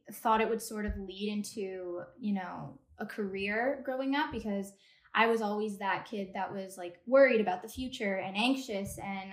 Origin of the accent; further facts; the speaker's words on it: Toronto, Ontario, Canada; also born or lived in New York; I'm from Toronto.